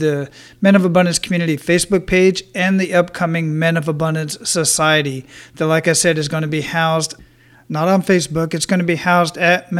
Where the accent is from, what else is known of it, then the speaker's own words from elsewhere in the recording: Phoenix, Arizona, United States; moved away as an adult; I was born and raised in Phoenix, Arizona, and stayed there till I was 20.